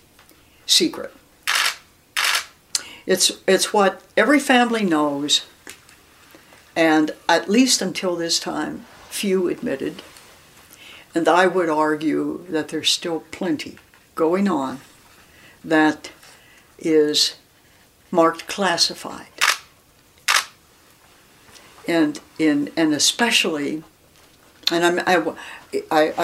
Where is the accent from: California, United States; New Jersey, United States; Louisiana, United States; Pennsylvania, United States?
Pennsylvania, United States; Erie; I grew up in Erie, Pennsylvania